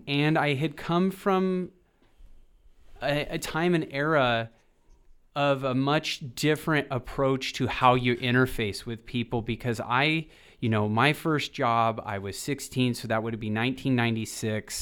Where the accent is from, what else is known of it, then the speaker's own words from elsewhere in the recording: Boise, Idaho, United States; I grew up in the Boise, Idaho